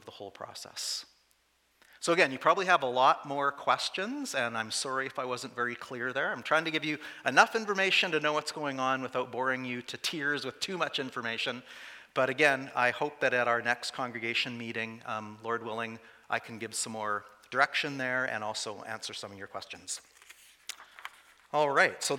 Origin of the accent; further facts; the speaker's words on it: Saskatchewan, Canada; also born or lived in Calgary / Vancouver; I did spend all of my growing up years in 5 small towns.